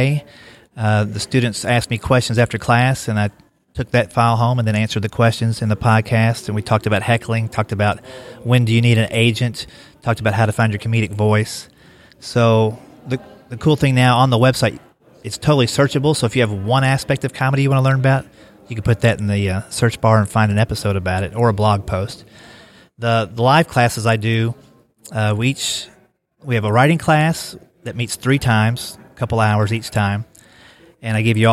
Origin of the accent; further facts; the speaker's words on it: Kentucky, United States; moved away as an adult; also born or lived in Columbus, Ohio; now in Nashville, United States; I grew up in Kentucky